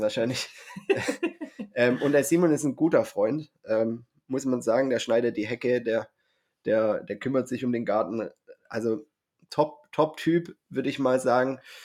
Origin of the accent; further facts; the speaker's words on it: Swabia, Baden-Württemberg, Germany; ich bin ja Schwabe